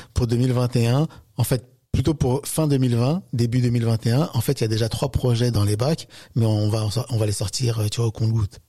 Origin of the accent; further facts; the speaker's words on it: France; je suis français, je suis né en France